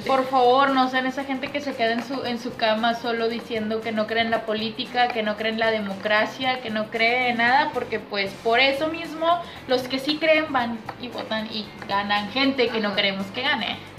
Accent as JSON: {"language": "Spanish", "country": "Mexico", "said": "como buenos mexicanos que somos"}